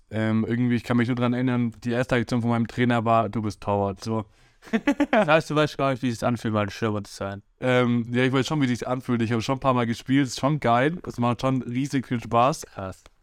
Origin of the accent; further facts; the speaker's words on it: Hesse, Germany; born there; Ich bin ja in Hessen geboren und so und dann habe ich halt in Hessen angefangen zu spielen.